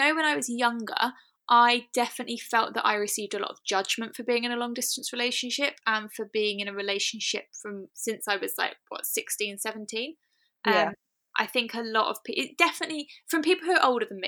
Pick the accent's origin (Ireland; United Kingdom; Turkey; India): United Kingdom; We're both British